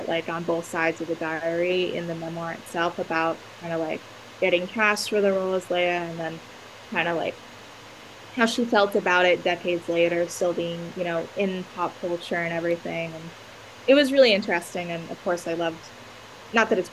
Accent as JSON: {"language": "English", "area": "Long Island", "region": "New York", "country": "United States", "tie": "born or raised there", "also_born_or_lived": "Massachusetts", "said": "I'm originally from New York. I'm from Long Island, and, you know, that's where I lived basically my entire life"}